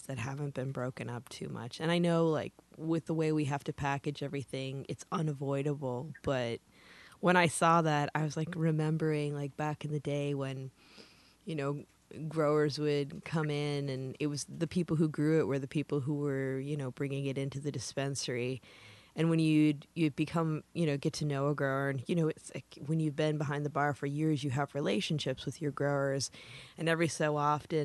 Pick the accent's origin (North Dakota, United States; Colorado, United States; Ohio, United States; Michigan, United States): Michigan, United States; northern; moved away as an adult; now in California, United States; I'm from the Midwest. Like, I grew up in northern Michigan, and I've been living in California for going on 25 years.